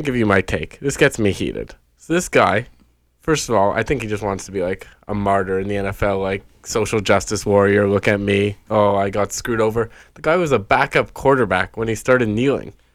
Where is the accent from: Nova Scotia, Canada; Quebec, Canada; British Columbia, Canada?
Quebec, Canada; Montreal; now in Toronto, Canada; I'm from Montreal, Quebec